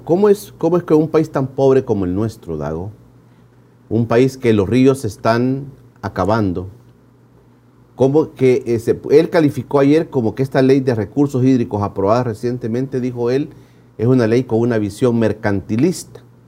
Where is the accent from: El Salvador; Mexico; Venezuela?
El Salvador; nuestra como salvadoreños